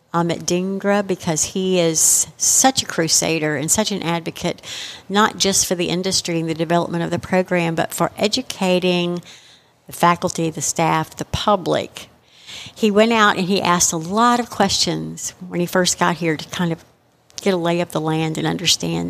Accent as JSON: {"language": "English", "region": "Texas", "country": "United States", "said": "being a Texan myself, and we've always been known as proud Texans"}